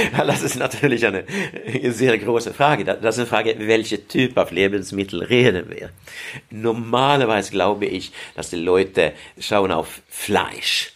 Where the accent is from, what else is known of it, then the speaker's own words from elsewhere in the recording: Sweden; German is a second language; now in Heidelberg, Germany; ich komme aus Schweden